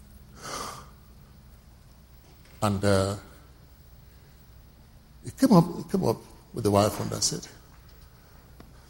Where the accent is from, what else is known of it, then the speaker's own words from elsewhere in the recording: Oron, Akwa Ibom, Nigeria; I'm speaking English, but I'm not an Englishman. I'm a typical Nigerian from Oron.